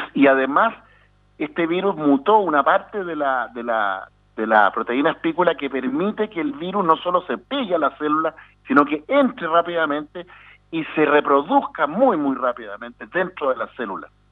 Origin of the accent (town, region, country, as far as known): Chile